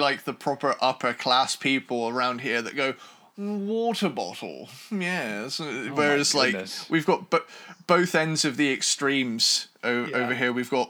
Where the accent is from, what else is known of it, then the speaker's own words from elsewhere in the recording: London, United Kingdom; Oh, yeah, we're all from London.